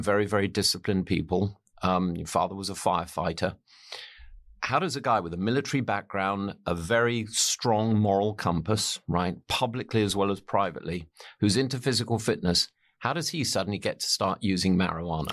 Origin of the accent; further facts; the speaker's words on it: England, United Kingdom; I'm an, I'm an Englishman.